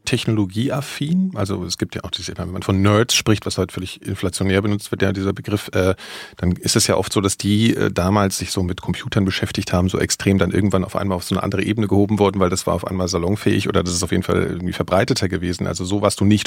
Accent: Frankfurt am Main, Hesse, Germany; also ich bin in Frankfurt am Main aufgewachsen

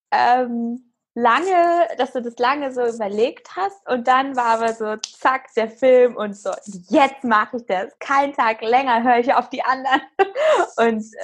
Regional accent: Hanover, Lower Saxony, Germany; ich komme aus Hannover.

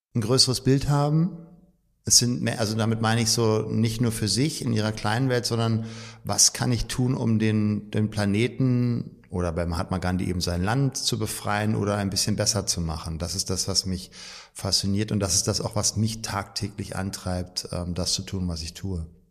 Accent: Berlin, Germany; Also physisch gerade noch Berlin und ich bin auch in Berlin groß geworden

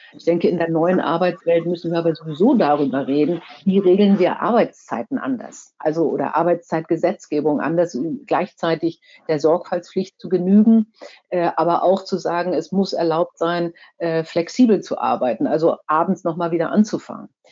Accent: Kiel, Schleswig-Holstein, Germany; ich komme ja aus Kiel

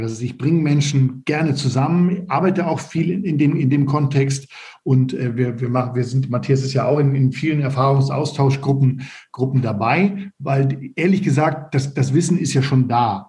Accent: Northern Germany, Germany; moved away as an adult; also born or lived in Stade / Erlangen; Ich komme aus Norddeutschland

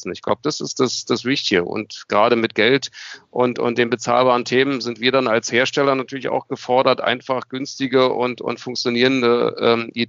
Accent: Berlin, Germany; born there; Ich als äh, geborener Berliner ähm, kenne

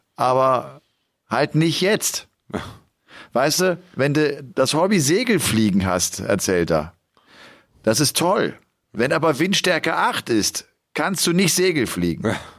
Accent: Rhineland, Germany; ich komme ja aus dem Rheinland und ich liebe auch den Karneval, damit mhm. bin ich groß geworden

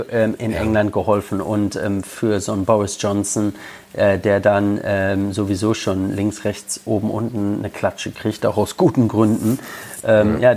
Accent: Lippstadt, North Rhine-Westphalia, Germany; also born or lived in London / Birmingham / Yorkshire; now in Liverpool, United Kingdom; in Lippstadt, wo ich herkomme, oder in Liverpool, wo ich lebe

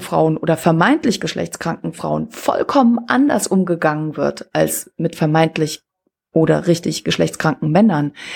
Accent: Switzerland; now in Rostock, Germany; Ich komme ja aus der Schweiz

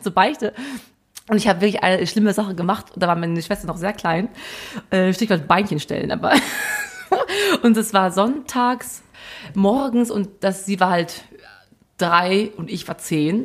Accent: Brilon, North Rhine-Westphalia, Germany; So war meine Kindheit im Sauerland. In Brilon.

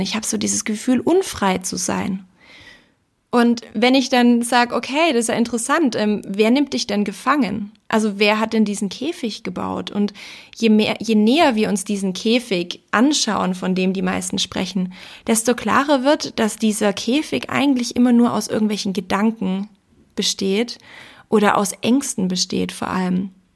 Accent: Austria; bei uns in Österreich

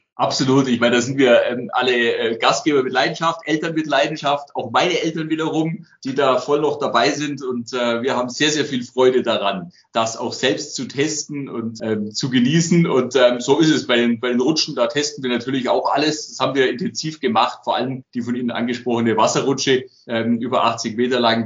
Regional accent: Allgäu, Bavaria, Germany; dass ich zurück ins Allgäu will

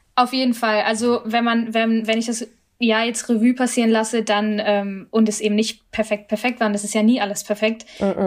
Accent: Germany; als Deutsche jetzt irgendwie stolz über meine Familie bringen will, sondern vor allem auch als als Inderin

